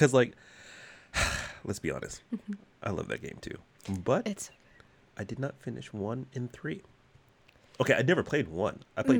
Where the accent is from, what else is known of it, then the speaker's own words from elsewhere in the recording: Texas, United States; I'm from Texas, we don't cry.